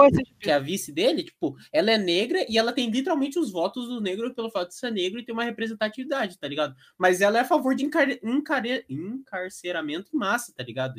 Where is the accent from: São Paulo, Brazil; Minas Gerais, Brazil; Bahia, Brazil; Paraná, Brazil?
Paraná, Brazil; Curitiba; É que aqui em Curitiba, eu, eu sou de Curitiba denunciando aí